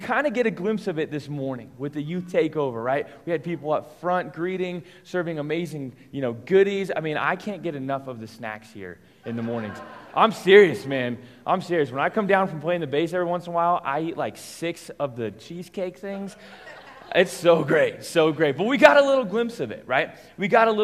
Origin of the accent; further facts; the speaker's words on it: Englewood, Colorado, United States; I grew up here in Inglewood, Colorado